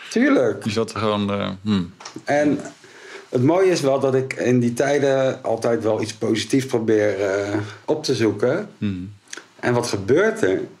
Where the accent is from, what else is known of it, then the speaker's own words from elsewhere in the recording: Rotterdam, South Holland, Netherlands; En Rotterdammers zijn we natuurlijk.